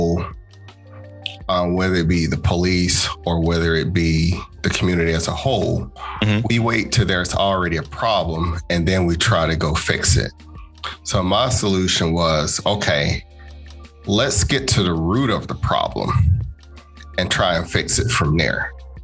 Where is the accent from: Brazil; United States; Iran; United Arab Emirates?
United States; Chattanooga, Tennessee; moved away as an adult; now in Gwinnett County, Georgia, United States; Born and raised in Chattanooga. I've moved here to Georgia back in 2007